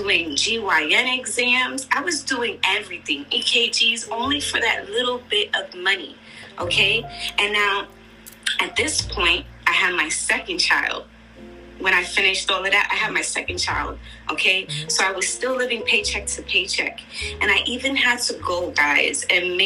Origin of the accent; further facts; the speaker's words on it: New York City, New York, United States; I'm Puerto Rican from Brooklyn, New York